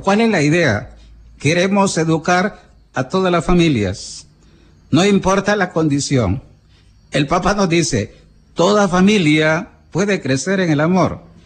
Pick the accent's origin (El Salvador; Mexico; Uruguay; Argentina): El Salvador; somos los salvadoreños